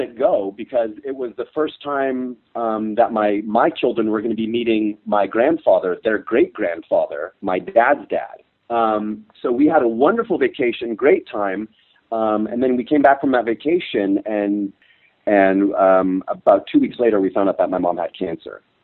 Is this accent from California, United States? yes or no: yes; California, United States; moved away as an adult; now in South Africa; growing up in California